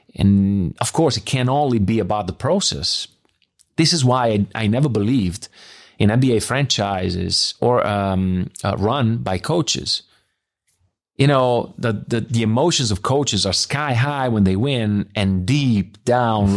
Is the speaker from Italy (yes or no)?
yes; Bologna, Emilia-Romagna, Italy; English is a second language; moved away as an adult; also born or lived in Biella; now in Munich, Germany; I'm from Bologna